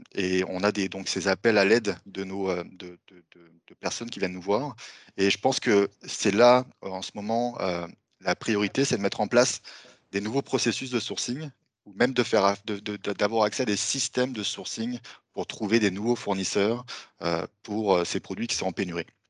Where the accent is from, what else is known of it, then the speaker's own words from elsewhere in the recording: France; accent: French; moved away as an adult; now in Montreal, Canada; vous allez voir que j'ai un petit accent français. Ça fait maintenant dix ans que je vis à Montréal